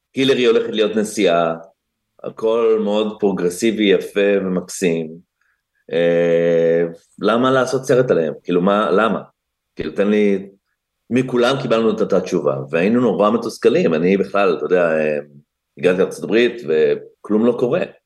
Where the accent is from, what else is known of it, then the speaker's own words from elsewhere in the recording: Israel; moved away as an adult; now in Los Angeles, United States; אנחנו כמובן ישראלים, אני לא ממש אמריקאי